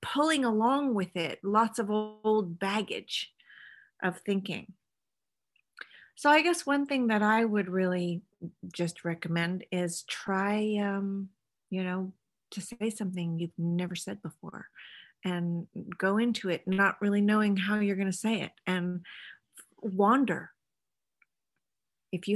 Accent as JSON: {"language": "English", "region": "California", "country": "United States", "moved": "as an adult", "lives_now": "Sweden", "said": "I married a Swedish man, but I'm from California."}